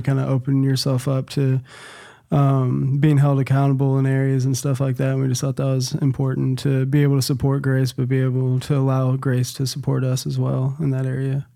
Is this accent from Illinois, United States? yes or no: no; Nashville, Tennessee, United States; moved away as an adult; now in Nacogdoches, United States; I was born and raised in Nashville, Tennessee.